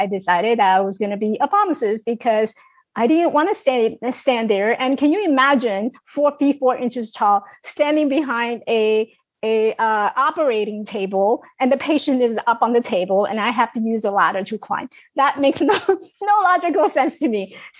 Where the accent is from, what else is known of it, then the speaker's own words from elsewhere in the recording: China; accent: Chinglish; English is a second language; I speak with the Chinglish. So just deal with it, right? I speak with Chinglish.